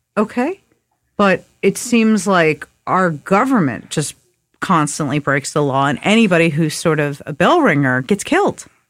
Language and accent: English; New York, United States; growing up in New York and writing graffiti